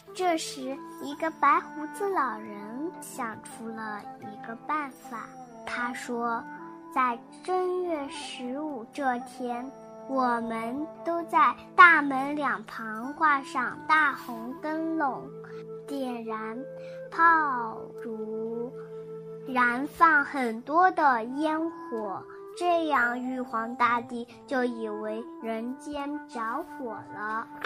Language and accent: Chinese; Wuhu, Anhui, China; 我来自安徽芜湖，我五岁了